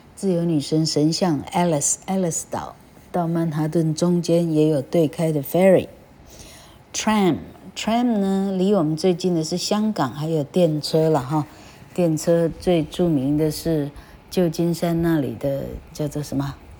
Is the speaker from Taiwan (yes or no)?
yes; Taiwan; 我们台湾人一个都没听过